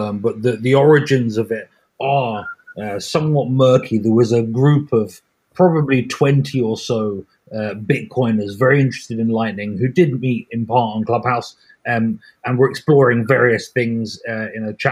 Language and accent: English; United Kingdom; I'm a British pleb in plebnet.